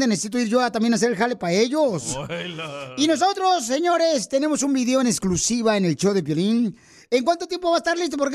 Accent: Guanajuato, Mexico; now in United States; Porque acá venimos de Guanajuato a Estados Unidos.

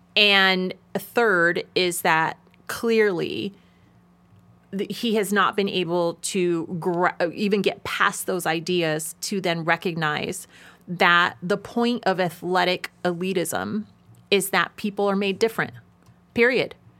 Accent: Nevada, United States; my home state of Nevada

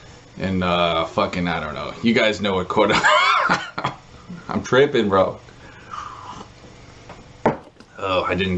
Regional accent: Texas, United States; I'm just from Texas.

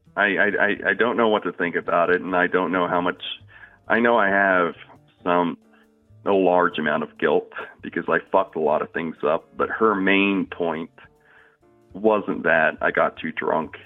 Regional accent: Louisiana, United States; moved away; moved back to my hometown in Louisiana at the age of 19

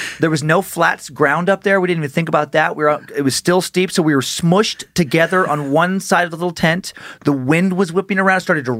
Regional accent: Idaho, United States; I think it is maybe how we grew up in Idaho

